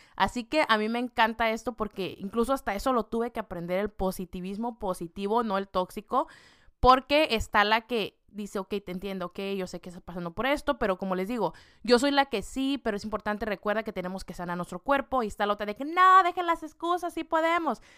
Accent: Mexico; con la comida que yo estoy acostumbrada, siendo mexicana

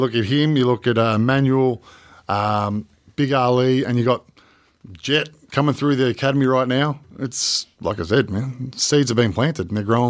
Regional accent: Australia; And it wasn't just, oh, yeah, we're from Australia.

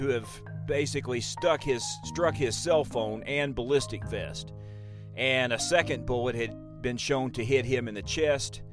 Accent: Illinois, United States; my home state of Illinois

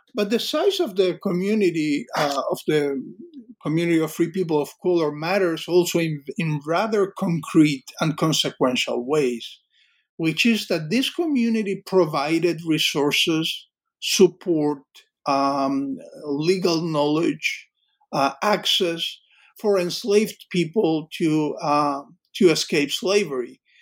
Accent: Cuba; moved away; I grew up in in in Cuba

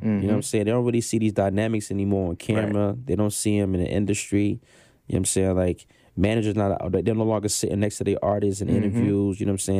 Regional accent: Brooklyn, New York, United States; also born or lived in Anchorage / Baltimore / Denton / Killeen; Yes, I'm from Panama. Soy siento por ciento panameño. {S1} Ooh. {S3} You know what I'm saying? So let's start there. That's the origin, right? Okay. Born in Brooklyn.

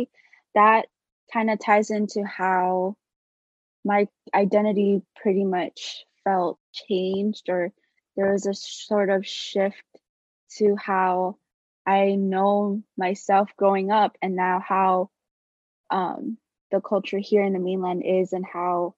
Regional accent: Waipahu, Hawaii, United States; moved away as an adult; growing up in Waipahu, like, everyone's Filipino.

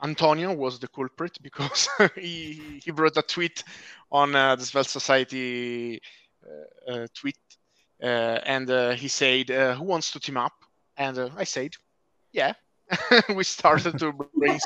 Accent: Italy; I'm from Italy

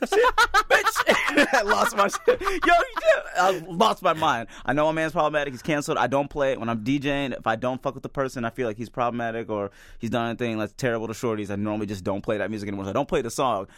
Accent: Midwest, United States; I'm a Midwesterner

